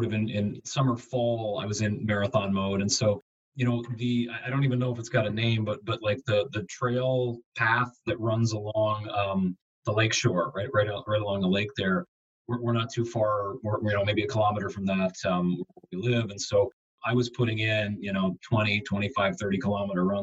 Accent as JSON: {"language": "English", "region": "Southern Ontario", "country": "Canada", "also_born_or_lived": "Buffalo, New York", "moved": "yes", "said": "I'm from Southern Ontario"}